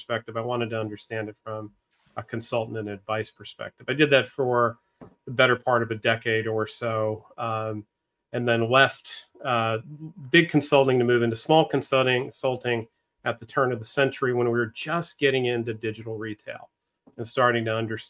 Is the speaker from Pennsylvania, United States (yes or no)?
yes; Northeastern Pennsylvania, United States; moved away as an adult; also born or lived in Philadelphia / Southern California; I grew up in Northeastern Pennsylvania